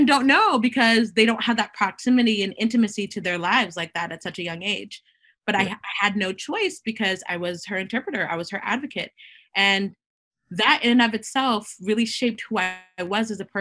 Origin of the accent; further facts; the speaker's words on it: Boston, Massachusetts, United States; I was born here in Boston, but my mom immigrated here from Haiti. And so I am of Haitian descent, and I'm Haitian American